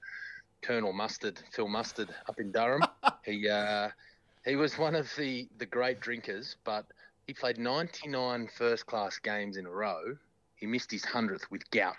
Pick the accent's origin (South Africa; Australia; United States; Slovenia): Australia; New South Wales; moved away as an adult; also born or lived in Hawkesbury; now in Victoria, Australia; my home state